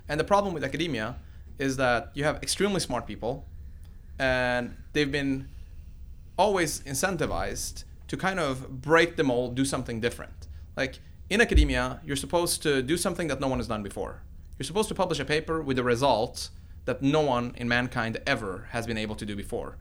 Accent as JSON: {"language": "English", "country": "Sweden", "tie": "born or raised there", "also_born_or_lived": "Iran", "moved": "as an adult", "lives_now": "United States", "said": "my parents picked Sweden of all the countries, and that's where I grew up."}